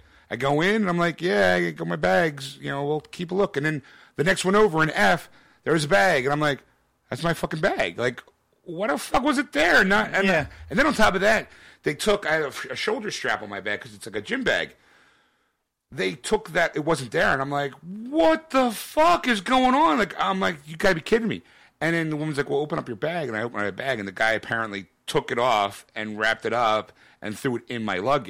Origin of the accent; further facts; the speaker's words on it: Philadelphia, Pennsylvania, United States; You know, look, I'm from Philadelphia.